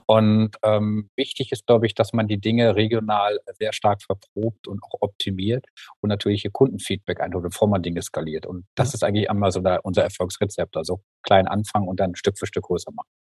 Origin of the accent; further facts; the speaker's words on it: Mülheim an der Ruhr, North Rhine-Westphalia, Germany; moved away as an adult; now in Freiburg, Germany; ich hab in Mühlheim an der Ruhr ähm, ja? ich die ganze Zeit gewohnt und bin mhm. jetzt quasi erst seit sechs Jahren hier nach Freiburg gezogen